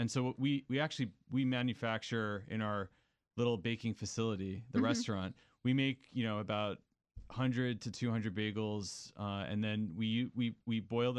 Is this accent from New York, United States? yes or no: yes; New York City, New York, United States; now in Washington, D.C., United States; So I'm originally from New York City, came to D.C. via Osteria Marini